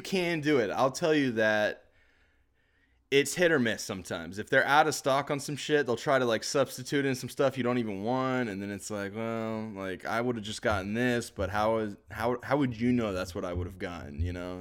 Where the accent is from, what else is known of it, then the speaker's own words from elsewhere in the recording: the South, United States; I'm from the South